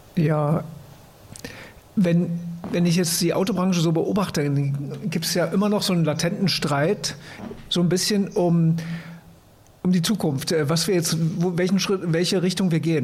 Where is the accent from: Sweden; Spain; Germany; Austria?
Germany